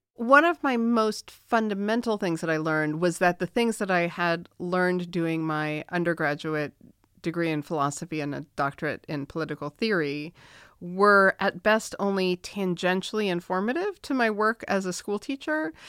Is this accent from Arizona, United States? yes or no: no; Massachusetts, United States; I'm from Massachusetts, so we are progressive.